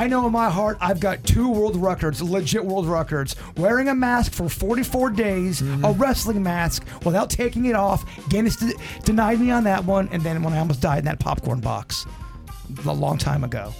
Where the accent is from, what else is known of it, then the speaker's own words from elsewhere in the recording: Lake Park, Florida, United States; In my hometown of Lake Park, back when I was a child